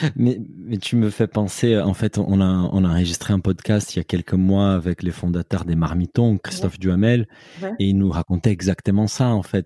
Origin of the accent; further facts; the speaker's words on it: Brazil; moi, en tant que Brésilien